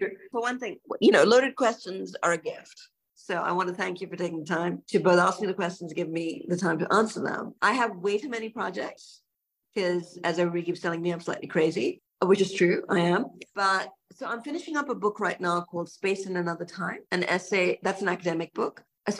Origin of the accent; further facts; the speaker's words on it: Karachi, Sindh, Pakistan; also born or lived in Singapore; All before I ever set foot in the US. I grew up in Karachi in Singapore.